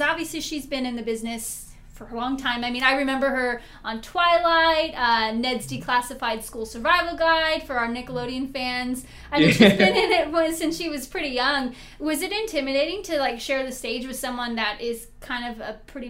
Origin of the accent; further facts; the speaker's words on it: Vacaville, California, United States; coming from a small town like Vacaville where, I mean, we're a great town